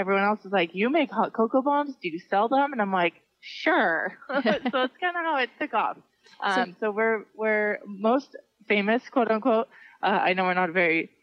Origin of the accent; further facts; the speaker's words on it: Santa Cruz, California, United States; moved away as an adult; now in Arizona, United States; So I grew up in the Santa Cruz area my whole life. Moved out here in 2002 just for a change, and got a job at the University of Arizona